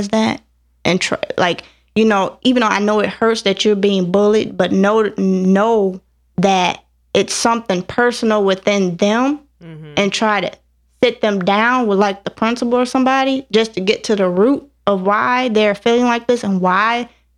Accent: Evanston, Illinois, United States; also born or lived in Georgia; I was born in Evanston. I've been here all my life. I've only been in Georgia 2 years.

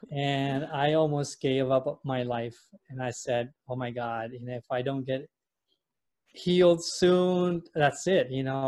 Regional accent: Indonesia; also born or lived in London, United Kingdom / Europe / United States; I was born in London. Actually, I'm Indonesian, but I was born in London. And I grew up most of my life in Europe and in the U.S.

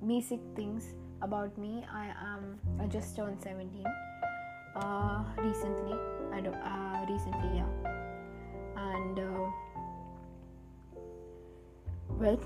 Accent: India; I'm an Indian teenager

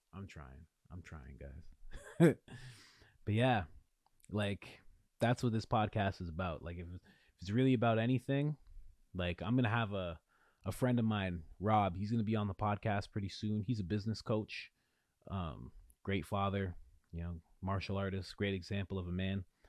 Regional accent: Ontario, Canada; in Ontario, I'm from Ontario

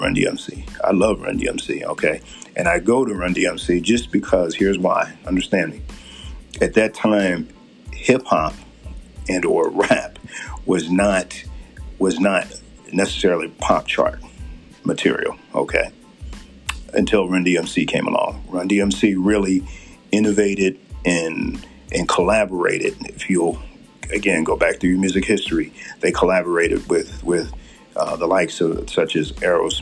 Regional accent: Philadelphia, Pennsylvania, United States; now in Utah, United States; where I grew up in Philadelphia, okay? Mind you, in the Philadelphia area

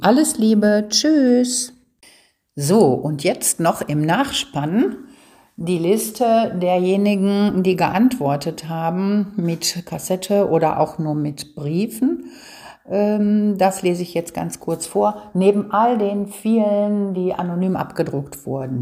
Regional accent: Ruhr area, North Rhine-Westphalia, Germany; Das gehört bei uns im Ruhrgebiet dazu. Ich sage, unsere Sprache hier ist ja unser Dialekt.

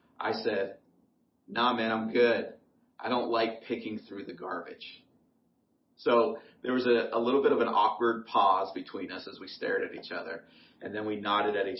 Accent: Ohio, United States; born or raised there

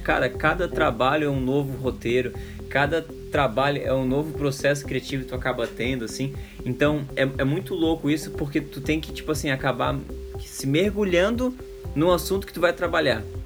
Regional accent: Brazil; accent: peixeiro; desculpa o sotaque de peixeiro aí, eu não nego, eu sou, sou peixeiro e não tem como esconder

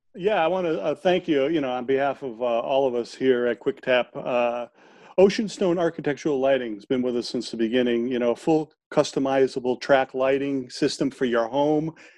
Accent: United States; we we're all American

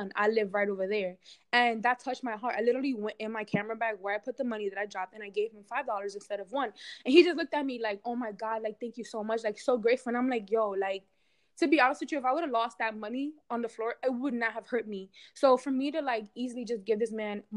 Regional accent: New York City, New York, United States; I grew up in New York City

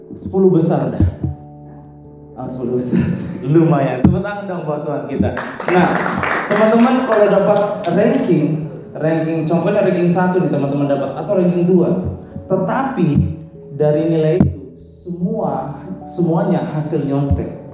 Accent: Makassar, South Sulawesi, Indonesia; now in Bekasi, Indonesia; saya pelayanan saya di Bekasi baru 4 tahun tapi saya lahir saat di Makassar

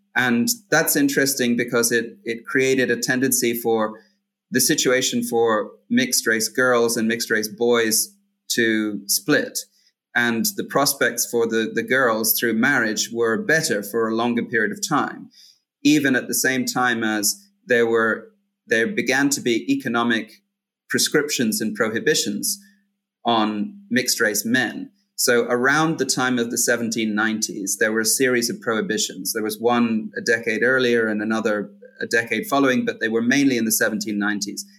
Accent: Hong Kong; I grew up in Hong Kong and I'm recording from here

